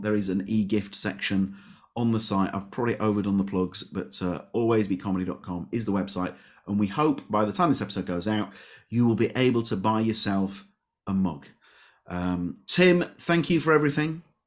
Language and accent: English; Leeds, Yorkshire and the Humber, United Kingdom; I'm from Leeds.